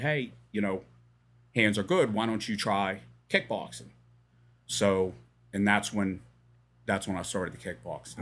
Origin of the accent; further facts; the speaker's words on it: Pittsburgh, Pennsylvania, United States; moved away as an adult; now in Bedford, United States; So I grew up in Pittsburgh.